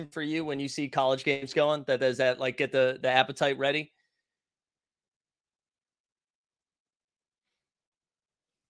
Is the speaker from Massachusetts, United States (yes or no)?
yes; Massachusetts, United States; now in New York, United States; I'm originally from Massachusetts. I live in New York.